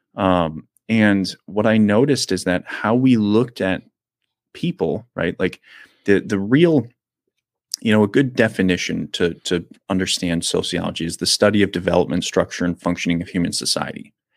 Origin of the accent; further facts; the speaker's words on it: United States; I'm an American